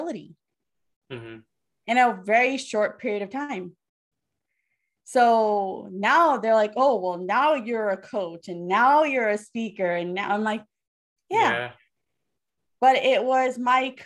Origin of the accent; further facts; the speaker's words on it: United States; I'm an American